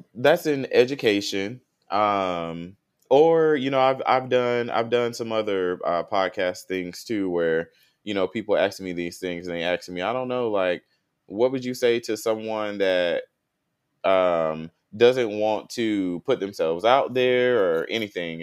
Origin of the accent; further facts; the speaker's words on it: Tallahassee, Florida, United States; moved away as an adult; now in Houston, United States; North Florida, I came from Tallahassee, Florida.